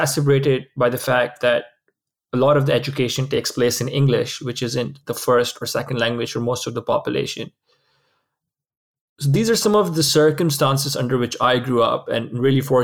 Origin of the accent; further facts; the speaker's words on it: Karachi, Sindh, Pakistan; moved away as an adult; also born or lived in London, United Kingdom; So I grew up in Karachi, Pakistan, spent most of my life there.